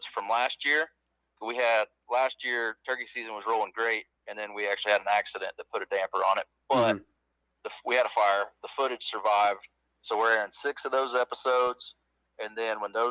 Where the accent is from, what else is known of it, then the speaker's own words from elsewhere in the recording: Tifton, Georgia, United States; now in Nashville, United States; I grew up in Tifton, Georgia